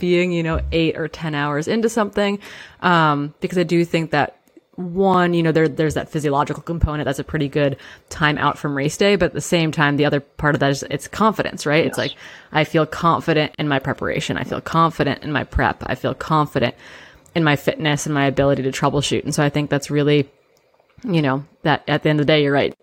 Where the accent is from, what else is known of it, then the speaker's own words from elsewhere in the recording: Midwest, United States; now in Pacific Northwest, United States; I grew up in the Midwest.